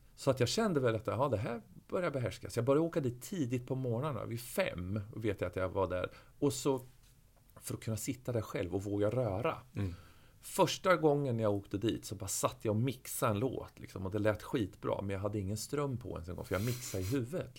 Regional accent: Örebro, Örebro County, Sweden; jag är född och uppväxt i Örebro

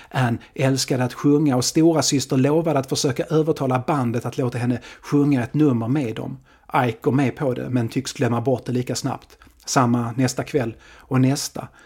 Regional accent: Sweden

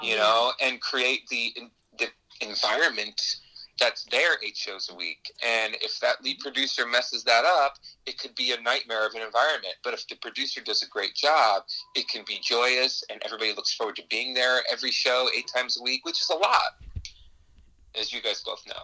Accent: New York, United States; I'm actually originally from New York

